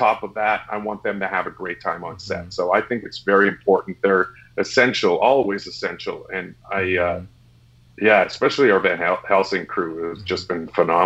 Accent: Winnipeg, Manitoba, Canada; Manitoba, where I grew up in Winnipeg

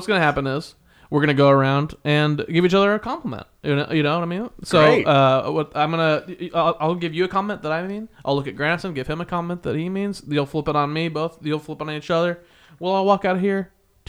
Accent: Midwest, United States; I'm a Midwesterner too.

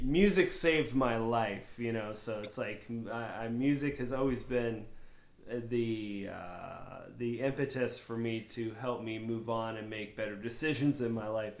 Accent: Florida, United States; born or raised there; also born or lived in New Hampshire

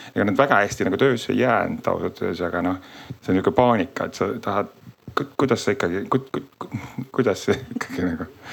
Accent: Tartu, Tartu County, Estonia; ma õnneks olen ise Tartust

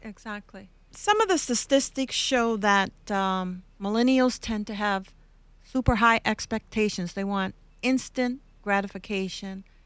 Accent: Canada; moved away; I'm from Canada

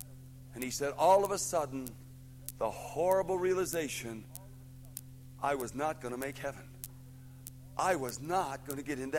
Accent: Buffalo, New York, United States; Now, I came from Buffalo, New York, and I went all the way down to Lexington, Virginia

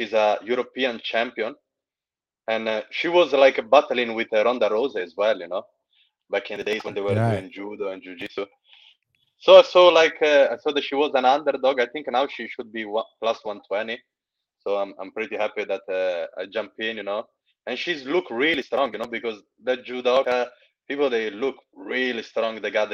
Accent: Eritrea; now in Manchester, United Kingdom; I'm from I'm an African, in Eritrean, but I'm living in Manchester, in England.

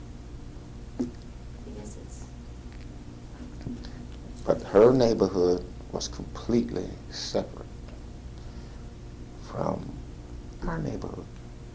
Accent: St. Louis, Missouri, United States; When I was born, we lived on Compton. No, we didn't. We lived on Morgan Street, which is now Del Mar. And we moved from there to Compton.

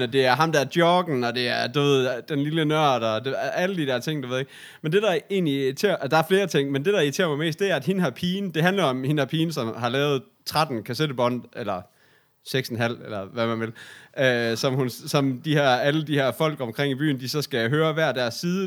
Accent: Aarhus, Central Denmark Region, Denmark; Sådan gjorde vi ikke hjemme i Aarhus

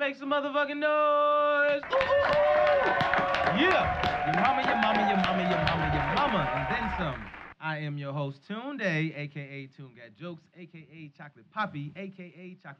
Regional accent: Chicago, Illinois, United States; even though I'm from Chicago

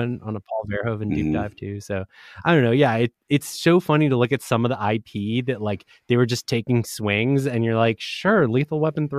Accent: Argentina; I'm from Argentina, so it's like this was a huge World Cup year for me.

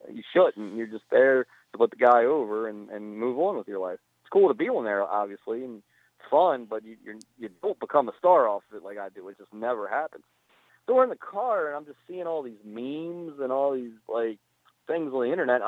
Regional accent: Baltimore, Maryland, United States; now in Glen Burnie, United States; I was born and raised in Baltimore. You know, I live in Glen Burnie now, about 8 miles from the city

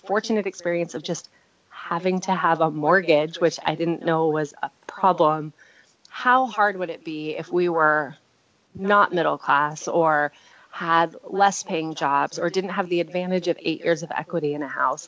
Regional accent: California, United States; I have a tremendous amount of pride about being a Californian. You know, my family came here in the 1700s

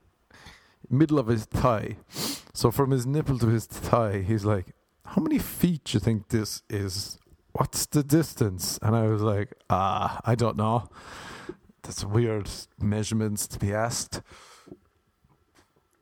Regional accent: Ireland; now in United States; I'm Irish

